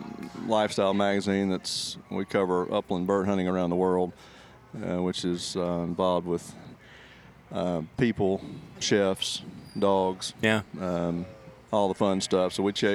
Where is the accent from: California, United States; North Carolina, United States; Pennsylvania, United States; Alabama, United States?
Alabama, United States; So I'm from South Alabama, and grew up in the hunting world